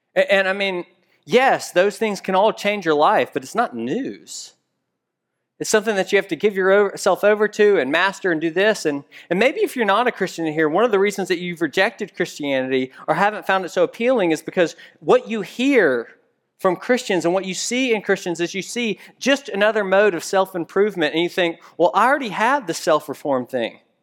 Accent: Memphis, Tennessee, United States; moved away; I'm from Memphis, Tennessee originally

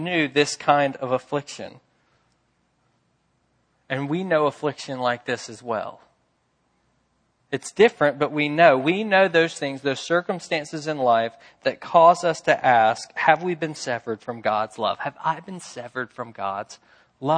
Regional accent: Memphis, Tennessee, United States; I'm from Memphis

